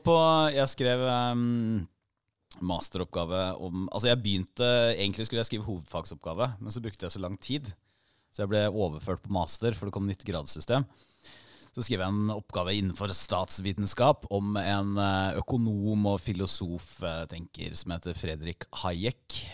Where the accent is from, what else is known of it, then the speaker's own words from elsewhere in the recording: Porsgrunn, Telemark, Norway; moved away; Jeg er jo fra Porsgrunn